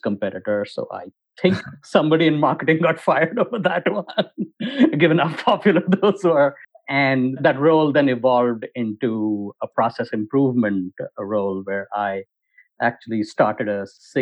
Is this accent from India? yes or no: yes; India; moved away as an adult; I grew up in India